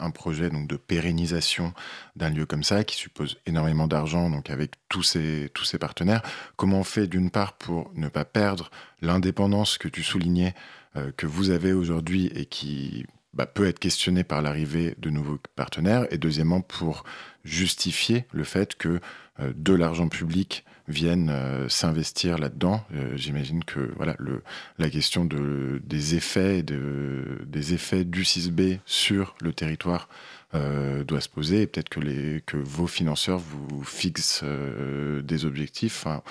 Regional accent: Paris, Île-de-France, France; tous les petits Parisiens comme moi

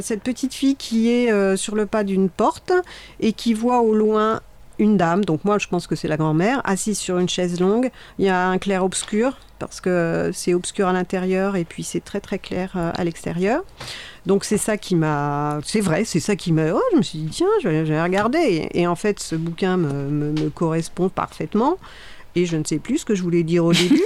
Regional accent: Sarthe, Pays de la Loire, France; je viens de la Sarthe

